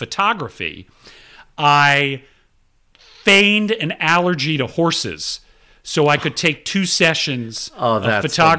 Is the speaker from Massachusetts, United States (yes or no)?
no; Atlanta, Georgia, United States; I grew up in Atlanta and... I was a first child and a first grandchild